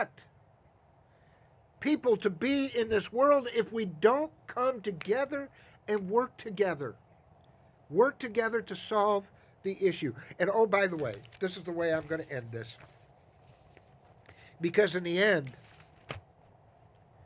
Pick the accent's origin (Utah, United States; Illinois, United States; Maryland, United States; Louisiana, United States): Illinois, United States; Chicago; now in Atlanta, United States; when I was a kid growing up in Chicago